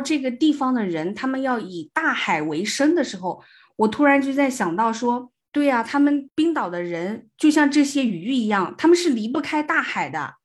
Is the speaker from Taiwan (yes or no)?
no; the South, southern China, China; 我们是南方人嘛，就嗯，从嗯。小都生活在比较热，比如说冬天还不见得会下雪